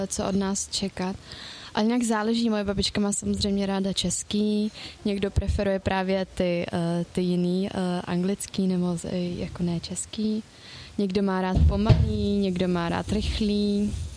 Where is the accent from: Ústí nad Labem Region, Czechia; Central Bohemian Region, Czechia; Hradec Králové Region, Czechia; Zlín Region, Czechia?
Central Bohemian Region, Czechia; Mělník; já teda jsem z Mělníka